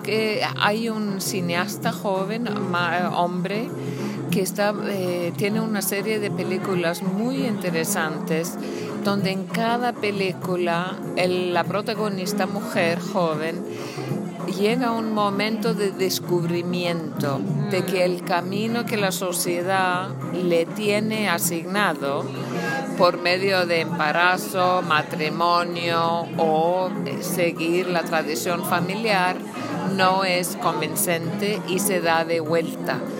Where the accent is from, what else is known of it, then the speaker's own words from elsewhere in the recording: Iceland; first language Icelandic; Spanish is a second language; moved away as an adult; also born or lived in Argentina / Texas / Costa Rica / Nicaragua; soy de Islandia, vivo en Islandia, estudié fuera, regresé.